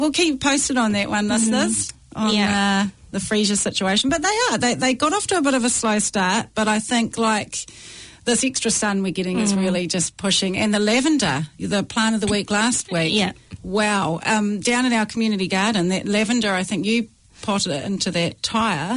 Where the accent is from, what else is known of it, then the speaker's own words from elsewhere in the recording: Waikato, New Zealand; I'm from the Waikato